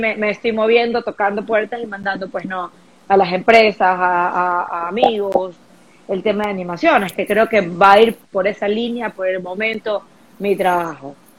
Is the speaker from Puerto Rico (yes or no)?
no; Guayaquil, Guayas, Ecuador; moved away as an adult; also born or lived in United States; Soy ecuatoriana, soy guayaquileña, yo amo estar aquí.